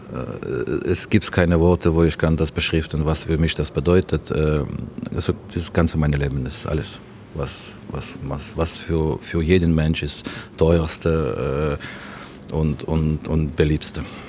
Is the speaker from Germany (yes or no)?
no; Ukraine; moved away; meine Heimat